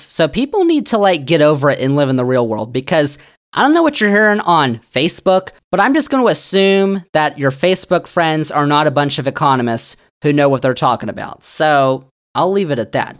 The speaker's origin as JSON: {"language": "English", "region": "Virginia", "country": "United States", "tie": "born or raised there", "said": "Virginia, my home state"}